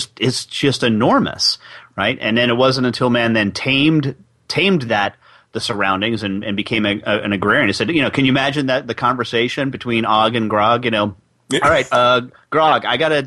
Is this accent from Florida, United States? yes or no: no; New York City, New York, United States; New York City, my hometown